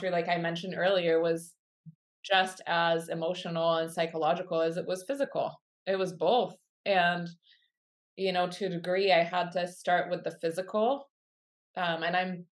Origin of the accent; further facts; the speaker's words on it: Quebec City, Quebec, Canada; now in Kamloops, Canada; I grew up in Quebec City and I'm a child of the 80s